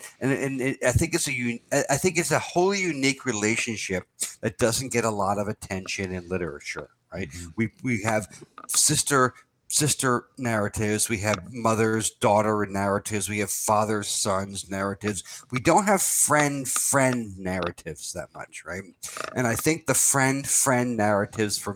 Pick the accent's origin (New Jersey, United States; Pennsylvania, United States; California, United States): New Jersey, United States; moved away; also born or lived in New York City / Florence, Italy / Rome, Italy / Ireland; we grew up in New Jersey